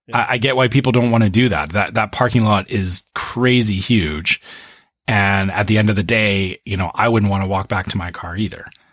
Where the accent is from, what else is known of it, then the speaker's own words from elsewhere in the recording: Canada; I'm Canadian